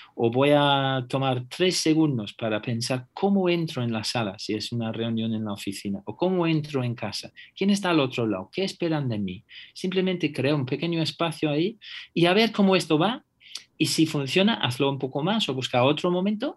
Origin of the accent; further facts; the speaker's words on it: England, United Kingdom; Spanish is a second language; now in Spain; yo soy inglés